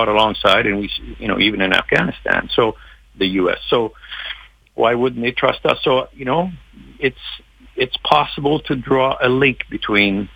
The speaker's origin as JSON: {"language": "English", "country": "Canada"}